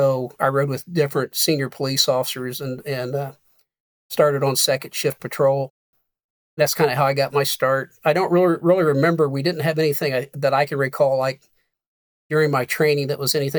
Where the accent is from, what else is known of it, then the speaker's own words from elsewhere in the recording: Connersville, Indiana, United States; I'm originally from Connersville, Indiana